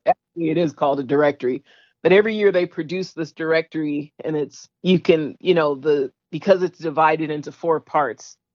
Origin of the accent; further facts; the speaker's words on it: San Francisco, California, United States; I'm a San Franciscan.